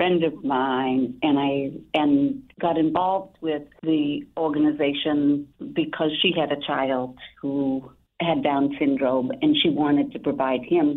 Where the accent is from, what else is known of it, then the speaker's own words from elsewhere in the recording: Lynn, Massachusetts, United States; I grew up in Lynn, Massachusetts